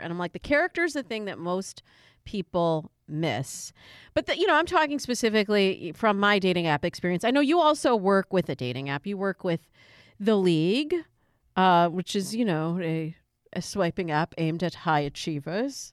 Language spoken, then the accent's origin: English; Michigan, United States; moved away; also born or lived in Chicago / California; I'm originally from Michigan.